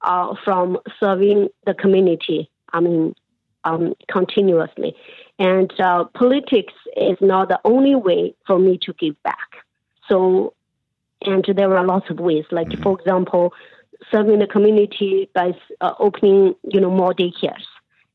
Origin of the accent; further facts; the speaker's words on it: Canada; So we love this country. We are so proud of being a Canadian.